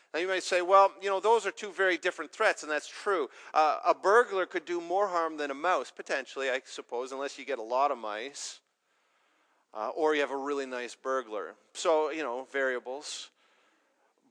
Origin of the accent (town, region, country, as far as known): Canada